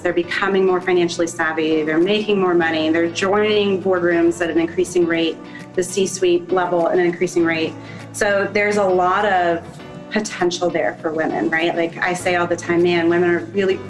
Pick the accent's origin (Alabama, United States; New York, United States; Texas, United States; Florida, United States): Florida, United States; Orlando; also born or lived in Gainesville, Florida; We moved to Orlando when I was 8 years old. So I consider myself an Orlando native